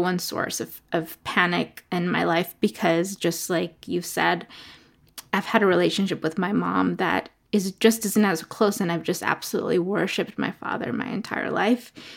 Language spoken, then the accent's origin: English; New York City, New York, United States; also born or lived in Ecuador; was born in Ecuador and grew up in New York City. in Brooklyn and in Queens